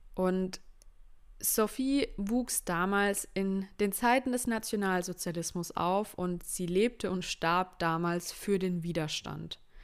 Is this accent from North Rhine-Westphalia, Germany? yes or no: no; schooled in Baden-Württemberg, Germany; Ich bin Deutsche. Ich bin in Deutschland geboren, meine Eltern sind in Deutschland geboren